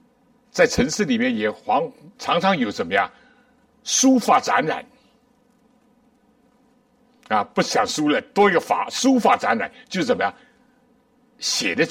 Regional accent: China; 书展也好，书也好，这是近代人，我们中国人尤其都非常熟悉的。

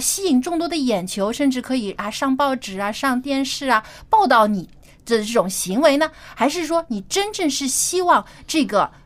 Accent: China; 我们中国人

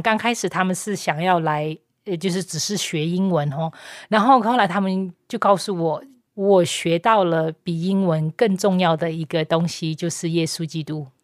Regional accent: Myanmar; Chinese is a second language; moved away as an adult; also born or lived in Taiwan; 我在缅甸出生

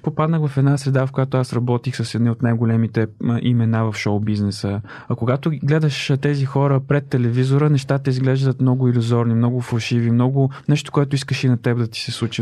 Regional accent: Chirpan, Stara Zagora Province, Bulgaria; в родния ми град, аз съм от Черпан

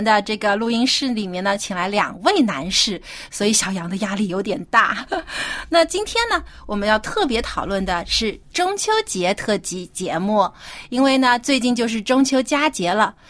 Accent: Jiangsu, China; 我老家是在江苏嘛，就是是中国南方。

